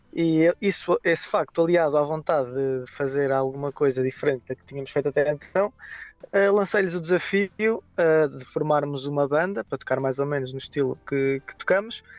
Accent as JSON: {"language": "Portuguese", "town": "Aveiro", "region": "Centro", "country": "Portugal", "said": "somos de Aveiro"}